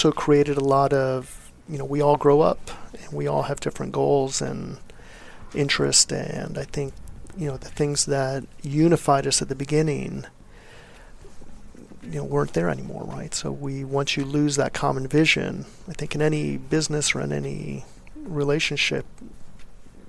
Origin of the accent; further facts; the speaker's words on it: Ecuador; also born or lived in Miami, United States; now in Austin, United States; I'm from Ecuador